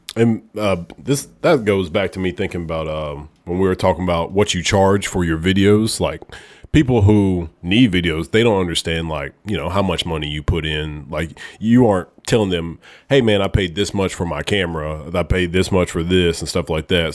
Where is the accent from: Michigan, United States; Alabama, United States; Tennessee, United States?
Alabama, United States; Oneonta; moved away as an adult; now in Memphis, United States; I'm from a small town, Oneonta, Alabama